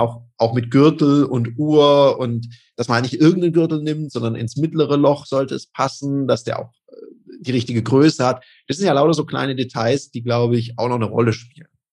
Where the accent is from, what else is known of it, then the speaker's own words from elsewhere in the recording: Denmark; now in Switzerland; Ich bin ja auch in Dänemark aufgewachsen